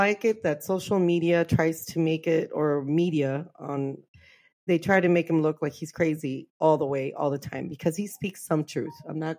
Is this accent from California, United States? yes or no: yes; Los Angeles, California, United States; I'm from East LA, man.